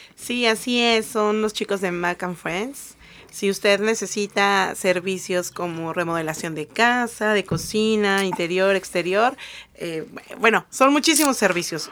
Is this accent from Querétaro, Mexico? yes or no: no; Mexico City, Mexico; moved away as an adult; now in United States; Yo soy del Distrito Federal, ahora CDMX.